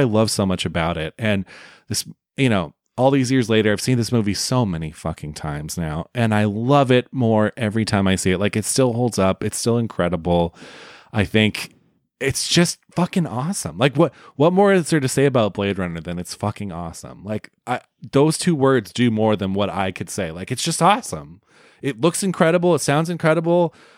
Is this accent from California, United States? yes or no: yes; Oakland, California, United States; there's a theater where I grew up in the Bay Area called the Grand Lake Theater in Oakland, California